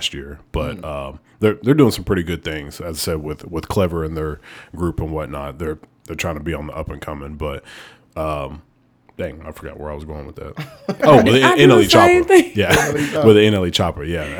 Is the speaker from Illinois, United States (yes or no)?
no; Alabama, United States; I'm from Alabama